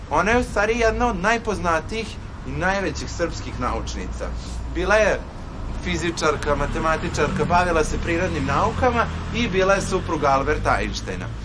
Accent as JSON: {"language": "Croatian", "town": "Titel", "region": "Vojvodina", "country": "Serbia", "said": "A znate vi odakle sam ja? Ne. Ja sam iz Titela."}